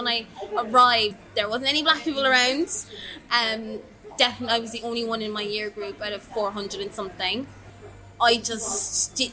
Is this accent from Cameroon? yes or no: yes; Cameroon; also born or lived in Ireland; now in England; I'm from Cameroon. My parents are from Cameroon. My dad moved to Ireland first, and then my mom, and then eventually I came over.